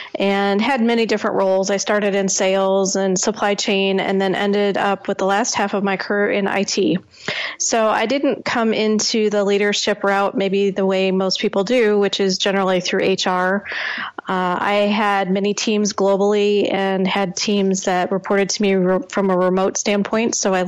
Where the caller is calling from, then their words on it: Lake Villa, Illinois, United States; I'm calling from outside of Chicago. Between Chicago and Milwaukee is where I live.